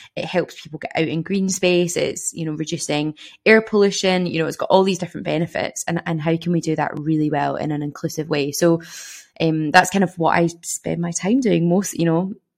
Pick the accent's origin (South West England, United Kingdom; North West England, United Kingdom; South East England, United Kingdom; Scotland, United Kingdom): Scotland, United Kingdom; Glasgow; moved away as an adult; now in Dundee, United Kingdom; I'm from Glasgow